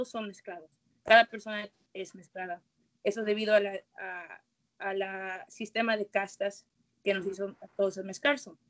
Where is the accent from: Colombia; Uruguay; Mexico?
Mexico; now in United States; Entonces yo crecí mexicana y culturalmente soy muy mexicana. Crecí en México, llegué aquí crecí aquí también en los Estados Unidos